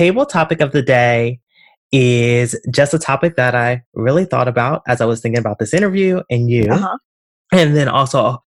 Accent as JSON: {"language": "English", "region": "Pennsylvania", "country": "United States", "tie": "born or raised there", "lives_now": "Philadelphia, United States", "said": "I grew up in Pennsylvania, just above Baltimore, and in Pennsylvania, there is a large population, and some of my family come from the Pennsylvania Dutch, which are actually German."}